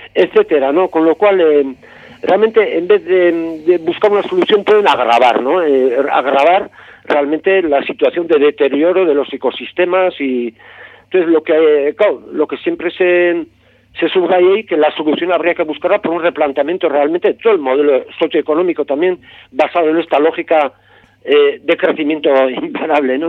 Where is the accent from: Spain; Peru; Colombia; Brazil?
Spain; Gipuzkoa, Basque Country; yo soy de, Guipúzcoa